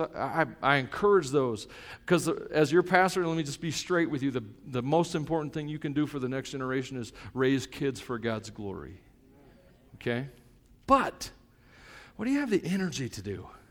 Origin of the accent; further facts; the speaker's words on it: United States; I'm an American.